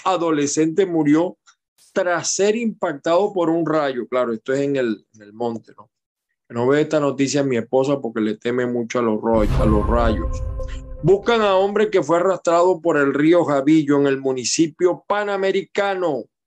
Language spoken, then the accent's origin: Spanish; Maracay, Aragua, Venezuela; now in United States; yo nací en Maracay y tengo mucha familia en Maracay